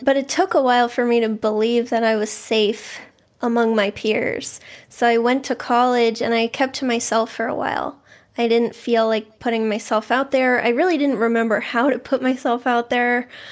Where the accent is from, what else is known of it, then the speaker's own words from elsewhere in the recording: Boston, Massachusetts, United States; I grew up in the Boston area. Um, I've always lived here